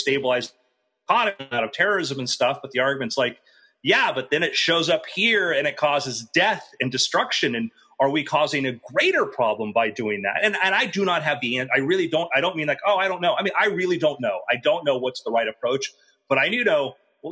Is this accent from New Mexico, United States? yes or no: no; Fort Lauderdale, Florida, United States; I grew up in Fort Lauderdale